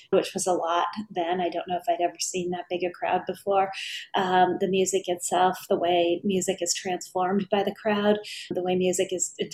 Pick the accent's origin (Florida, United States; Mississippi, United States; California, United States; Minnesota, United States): Minnesota, United States; Hibbing; growing up in Hibbing